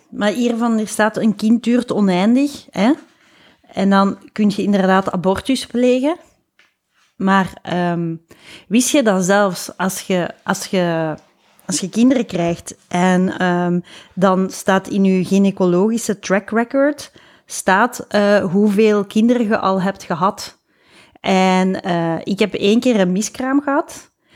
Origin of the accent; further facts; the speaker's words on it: Lubbeek, Flanders, Belgium; bij ons in Lubeek